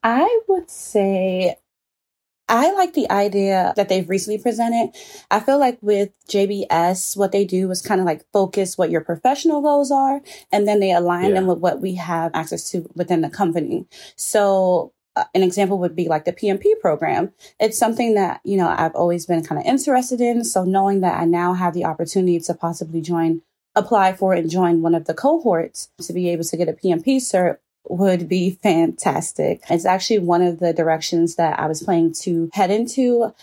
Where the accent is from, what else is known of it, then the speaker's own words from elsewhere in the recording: Prince George's County, Maryland, United States; I was born in Maryland, Prince George's County to be more direct. And I've been here almost my entire life.